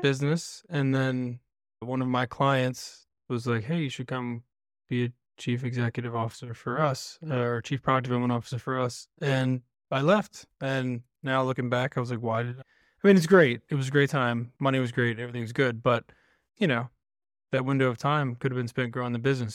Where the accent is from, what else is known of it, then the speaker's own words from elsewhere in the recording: Virginia near Williamsburg, United States; I grew up in Virginia near Williamsburg